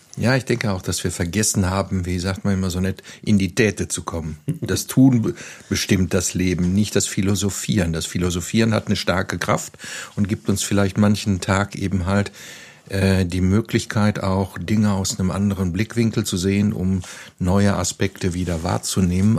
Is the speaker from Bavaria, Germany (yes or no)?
no; Lüdenscheid, North Rhine-Westphalia, Germany; moved away as an adult; now in Neuwied, Germany; Ich komme aus Westfalen, ich bin in Lüdenscheid zur Schule gegangen